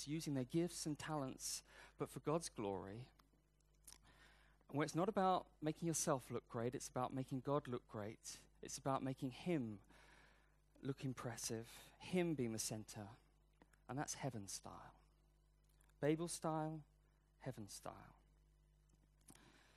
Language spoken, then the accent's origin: English; United Kingdom; I'm British, I'm not American